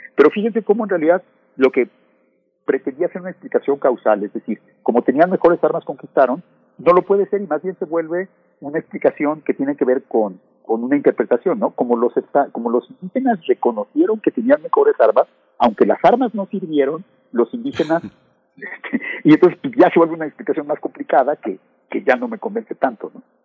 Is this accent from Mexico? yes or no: yes; Mexico; un gran número de historiadoras y historiadores mexicanos